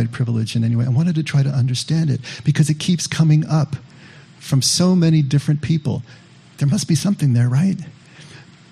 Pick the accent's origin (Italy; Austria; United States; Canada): United States; Monterey Park, California; I grew up in Monterey Park, which is right in the shadow of East